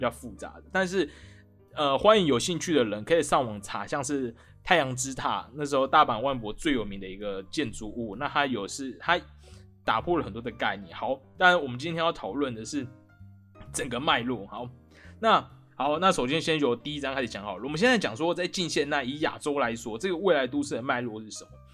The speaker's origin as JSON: {"language": "Chinese", "country": "Taiwan", "said": "我们台湾人是不是活得很安逸耶"}